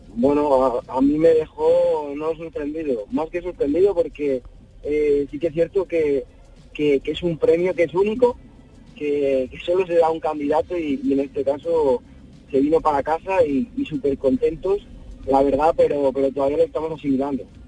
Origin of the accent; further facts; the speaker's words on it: Lubrín, Andalusia, Spain; moved away as an adult; also born or lived in Viator; now in Peñafiel, Spain; Sí, yo soy de Lubrín